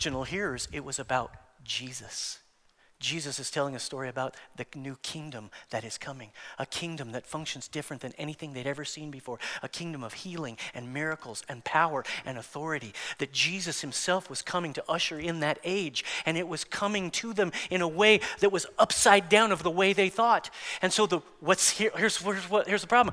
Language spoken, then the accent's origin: English; United States; As American Christians